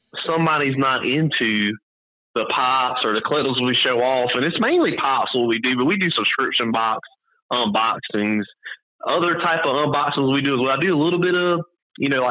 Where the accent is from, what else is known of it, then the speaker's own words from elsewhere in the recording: the South, United States; I'm from the South